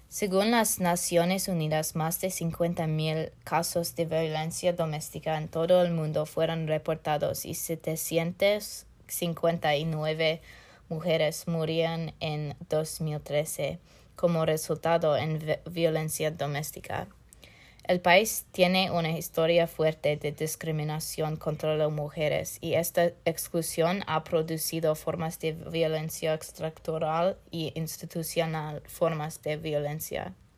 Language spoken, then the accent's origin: Spanish; Northern Virginia, United States; Spanish is a second language; Soy del norte de Virginia, fuera del Distrito de Columbia